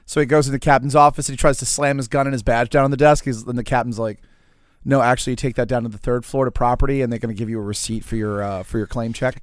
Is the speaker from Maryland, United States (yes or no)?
no; New Orleans, Louisiana, United States; also born or lived in Pearl River, Louisiana; I mostly grew up in New Orleans, but I started out in Pearl River, Louisiana